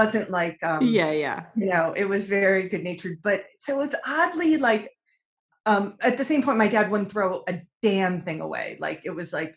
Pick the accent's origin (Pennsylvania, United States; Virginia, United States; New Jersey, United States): Pennsylvania, United States; King of Prussia; moved away as an adult; also born or lived in San Francisco; I grew up in King of Prussia, Pennsylvania